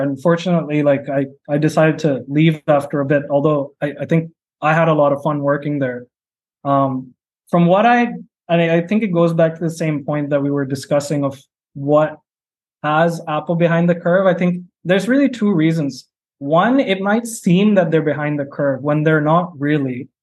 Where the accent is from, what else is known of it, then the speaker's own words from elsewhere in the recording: India; when I was growing up in India